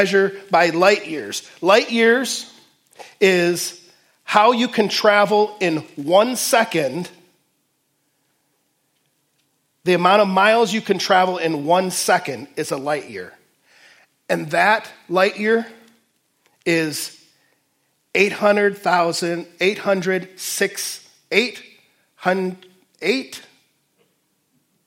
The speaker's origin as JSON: {"language": "English", "town": "Detroit", "region": "Michigan", "country": "United States", "tie": "born or raised there", "also_born_or_lived": "Fort Wayne", "moved": "yes", "lives_now": "Waterloo, United States", "said": "growing up in Detroit"}